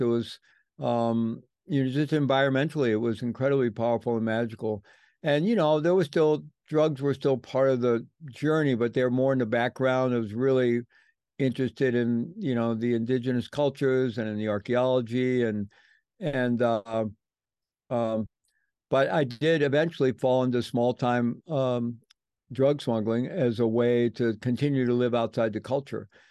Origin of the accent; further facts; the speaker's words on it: St. Louis, Missouri, United States; moved away as an adult; I grew up in the Midwest, um, grew up in St. Louis